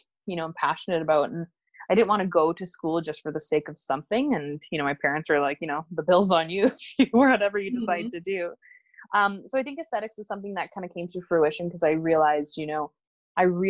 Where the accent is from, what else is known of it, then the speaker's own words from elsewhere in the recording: Northwestern Ontario, Canada; moved away as an adult; now in Calgary, Canada; Originally, I'm from Northwestern Ontario